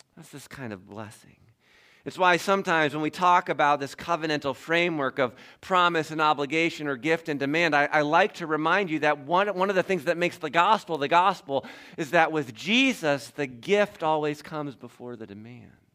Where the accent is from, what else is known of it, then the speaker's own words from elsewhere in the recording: Toledo, Ohio, United States; I grew up in Toledo, Ohio